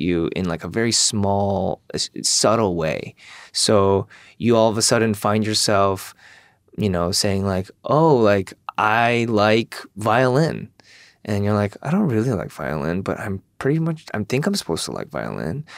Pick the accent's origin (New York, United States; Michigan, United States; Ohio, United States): Michigan, United States; also born or lived in South Korea; I'm from Michigan